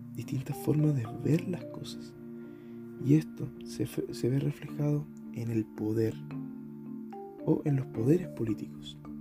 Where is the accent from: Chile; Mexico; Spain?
Chile; soy chileno